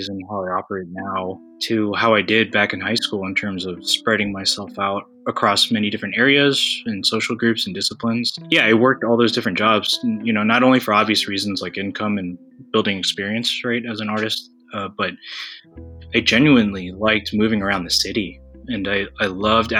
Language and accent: English; United States; my identity as a Filipino-American